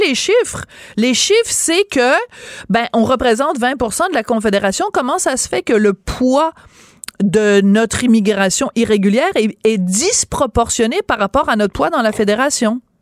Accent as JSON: {"language": "French", "region": "Quebec", "country": "Canada", "said": "Quand nous, on le dit au Québec"}